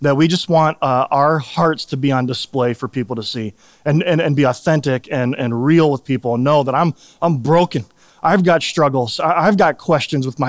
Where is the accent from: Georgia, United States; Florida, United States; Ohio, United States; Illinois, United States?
Illinois, United States; Chicago; I grew up in Chicago